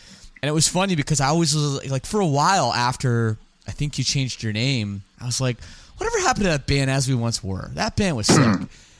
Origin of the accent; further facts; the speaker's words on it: Oakville, Ontario, Canada; I grew up in Oakville.